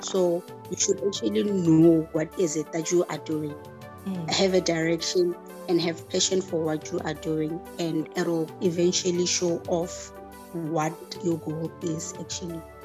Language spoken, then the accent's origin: English; Limpopo, South Africa; now in Pretoria, South Africa; I'm from Limpopo, but I'm currently in Pretoria